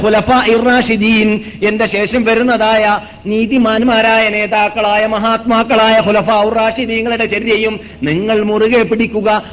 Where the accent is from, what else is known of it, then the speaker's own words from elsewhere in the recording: Kasaragod, Kerala, India; ഞങ്ങളുടെ നാട്ടിനെ സംബന്ധിച്ചിടത്തോളം കാസർഗോഡ് മല്ലികാർജ്ജുന ദേവസ്ഥാനം